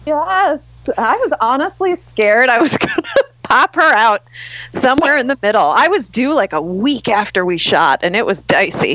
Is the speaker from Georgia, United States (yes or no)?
no; Long Island, New York, United States; I grew up on Long Island